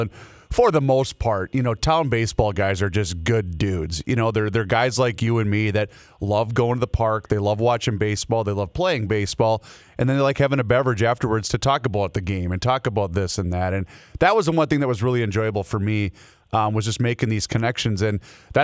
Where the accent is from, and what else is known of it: Faribault, Minnesota, United States; born or raised there